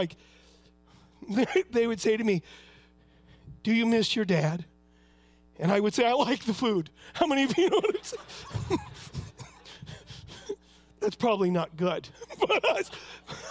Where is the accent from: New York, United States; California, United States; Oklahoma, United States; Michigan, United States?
California, United States; Huntington Beach; I was raised in Huntington Beach, California